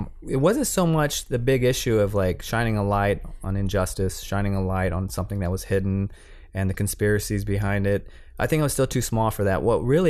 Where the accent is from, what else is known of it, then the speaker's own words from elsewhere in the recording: San Antonio, Texas, United States; I'm a Latino, and I'm from Texas in a neighborhood that had no cameramen, way far away from the industry.